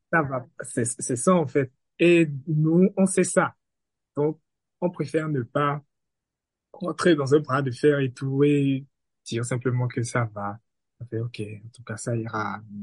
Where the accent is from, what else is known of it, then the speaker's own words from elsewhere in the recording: Benin; je suis béninois